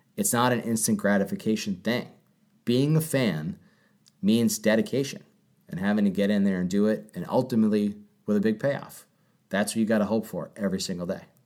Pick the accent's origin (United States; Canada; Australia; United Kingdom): United States; Cape Cod, Massachusetts; You and I grew up on the Cape. We didn't really live anywhere near the city